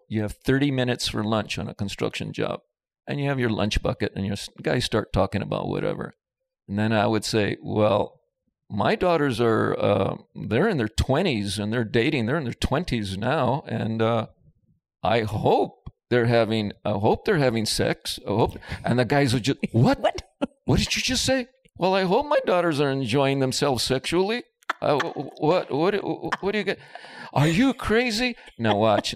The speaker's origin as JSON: {"language": "English", "town": "Los Angeles", "region": "California", "country": "United States", "tie": "born or raised there", "said": "I grew up in East Los Angeles in the Boyle Heights area"}